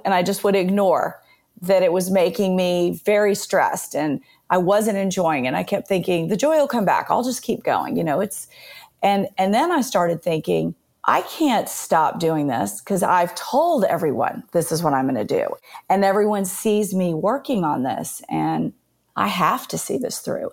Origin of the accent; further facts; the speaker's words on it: Nashville, Tennessee, United States; So I was born and raised in Nashville. I had kind of the really pretty traditional Southern conservative upbringing